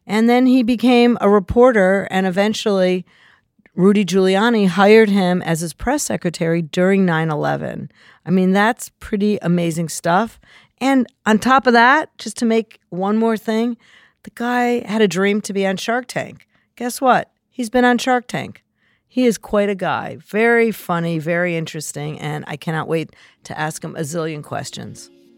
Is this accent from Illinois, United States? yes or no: yes; Chicago, Illinois, United States; now in New Jersey, United States; I am not. I'm originally from Chicago.